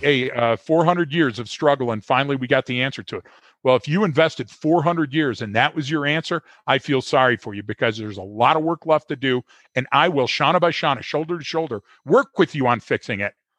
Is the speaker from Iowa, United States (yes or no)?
no; Detroit, Michigan, United States; I'm born and bred in Detroit